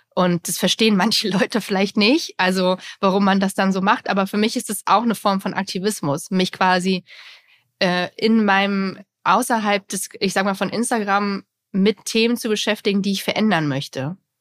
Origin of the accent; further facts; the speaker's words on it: GDR, East Germany, Germany; ich komme ja auch aus der DDR